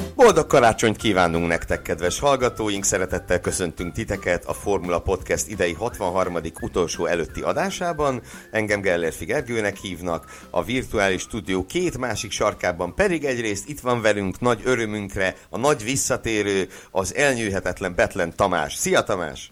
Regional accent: Szeged, Csongrád-Csanád, Hungary; Szegedi vagyok

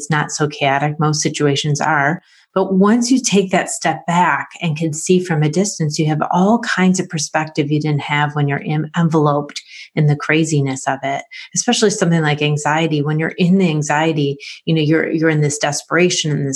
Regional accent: Rochester, New York, United States; I'm from Rochester, New York, and I've been a family therapist for over 20 years

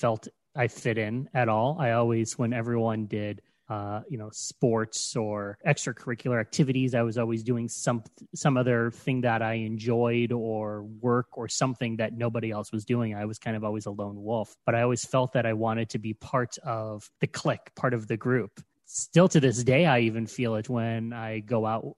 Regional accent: Ohio, United States; moved away as an adult; also born or lived in New York City; I was living in New York City and I moved to my home state of Ohio

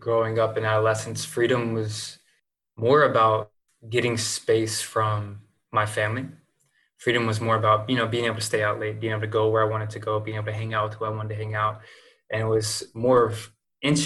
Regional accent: Lexington, North Carolina, United States; moved away as an adult; also born or lived in Seattle / Jacksonville, Florida; moving from my hometown, Lexington, North Carolina

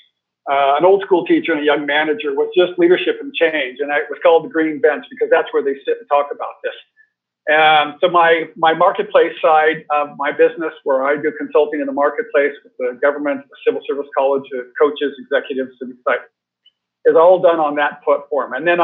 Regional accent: United States; moved away as an adult; I grew up in America, so rather monoculture

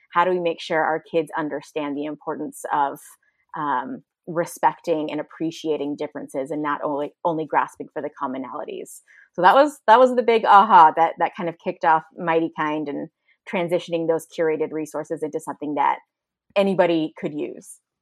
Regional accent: San Francisco Bay Area, California, United States; moved away as an adult; now in Austin, United States; we moved away from the San Francisco Bay Area to a, to a much more homogenous area that I recognized, um, the privilege it was to grow up around so much diversity

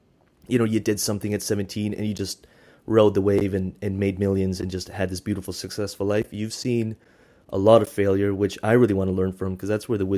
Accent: Canada; I'm Canadian

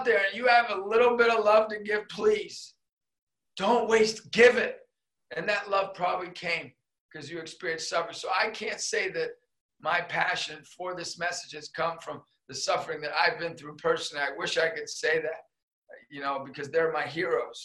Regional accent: Erie, Pennsylvania, United States; I was a kid from Erie, PA

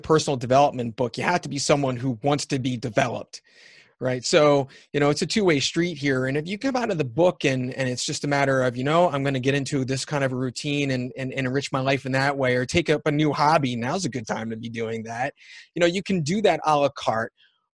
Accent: United States; also born or lived in Canada; being an American

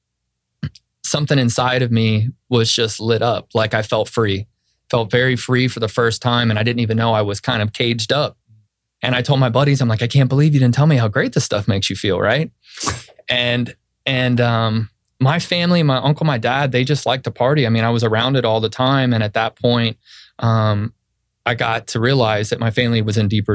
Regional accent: Central Florida, United States; I'm native to Central Florida. I grew up in Bay Lake.

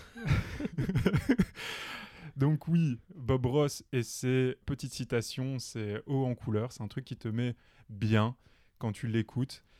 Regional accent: Belgium; chez nous en Belgique

